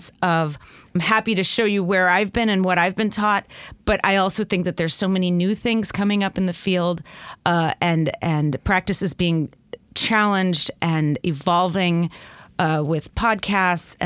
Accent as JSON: {"language": "English", "region": "New Jersey", "country": "United States", "also_born_or_lived": "Northern California / Los Angeles, California", "moved": "yes", "lives_now": "Bay Area, California, United States", "said": "I'm originally from New Jersey, which comes out sometimes in my voice. But I've lived in California for a very long time"}